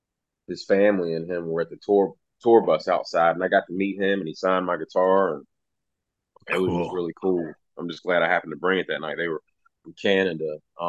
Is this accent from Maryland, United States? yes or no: yes; between Baltimore and DC, Maryland, United States; also born or lived in California; now in Kentucky, United States; It was before I moved here to Kentucky, because I'm originally from Maryland, right between Baltimore and DC.